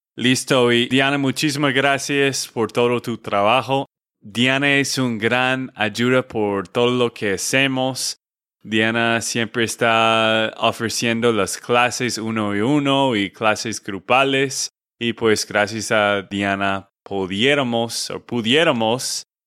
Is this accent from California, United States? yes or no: no; Texas, United States; de Texas, Estados Unidos